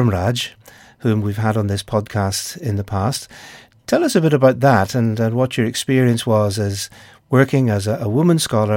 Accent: Northern Ireland, United Kingdom; my home country of Northern Ireland

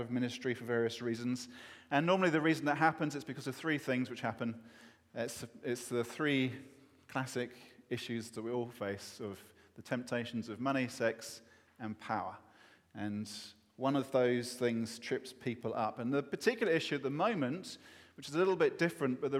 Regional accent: England, United Kingdom; as an Englishman

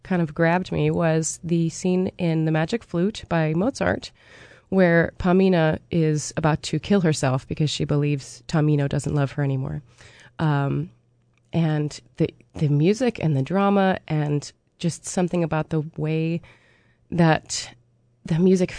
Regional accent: Appleton, Wisconsin, United States; I started taking voice lessons with a coach at Lawrence University, which is where I grew up in Appleton, Wisconsin

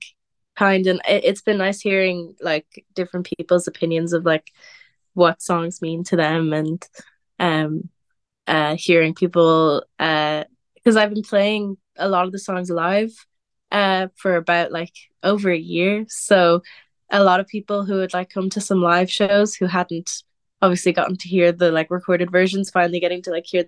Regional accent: Wicklow, Leinster, Ireland; also born or lived in Cork; growing up in Wicklow, especially where I live in Wicklow

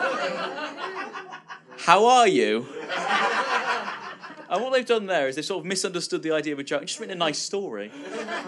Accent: Bristol, South West England, United Kingdom; when I grew up in Bristol, which is a little city in the West Country

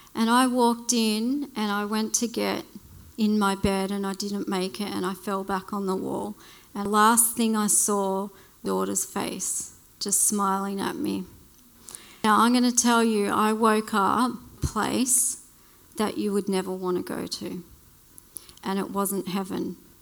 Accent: Blue Mountains, New South Wales, Australia; also born or lived in Western Australia; I grew up in the Blue Mountains

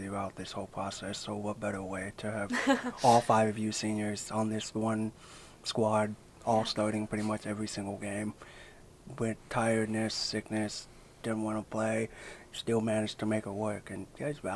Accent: California, United States; moved away; I'm from California

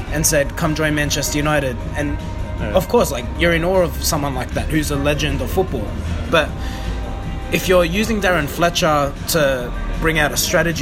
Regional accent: Australia; we come from Australia

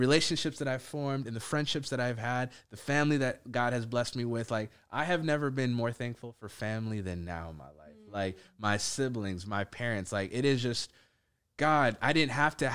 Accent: Minneapolis, Minnesota, United States; I live in Minneapolis, that I grew up in Minneapolis. It's a grace that I'm Ethiopian

